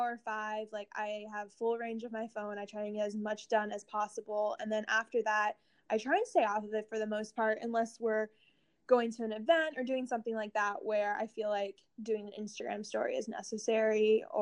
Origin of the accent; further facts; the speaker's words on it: Columbus, United States; moved away as an adult; also born or lived in Atlanta; I grew up in Columbus